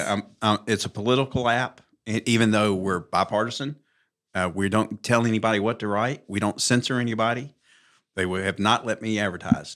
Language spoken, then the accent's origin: English; Mountain Brook, Alabama, United States; born and raised in Mountain Brook, graduated high school in 1978